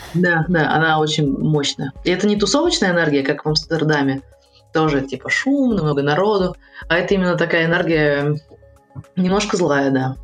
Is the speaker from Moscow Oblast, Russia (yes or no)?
yes; Protvino, Moscow Oblast, Russia; also born or lived in Saint Petersburg; now in Moscow, Russia; Есть дом, где мы, э, выросли в Протвино